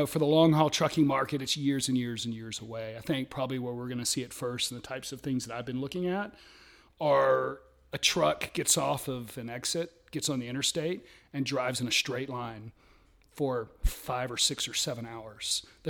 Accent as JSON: {"language": "English", "town": "Athens", "region": "Georgia", "country": "United States", "tie": "born there", "said": "I was born in Athens, which is interesting because that's, you know, University of Georgia."}